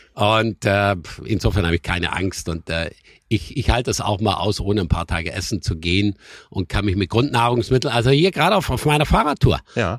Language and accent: German; Schramberg, Baden-Württemberg, Germany; now in Sylt, Germany; ich komme aus dem Schwarzwald und ich war immer ein Kind der Hügel und der Berge